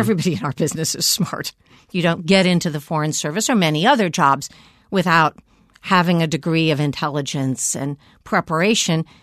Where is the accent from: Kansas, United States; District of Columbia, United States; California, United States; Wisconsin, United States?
District of Columbia, United States; Washington; I grew up here in Washington